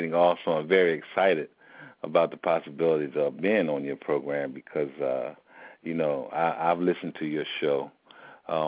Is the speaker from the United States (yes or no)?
yes; Philadelphia, Pennsylvania, United States; I was born and raised in Philadelphia, Pennsylvania, and grew up in West Philly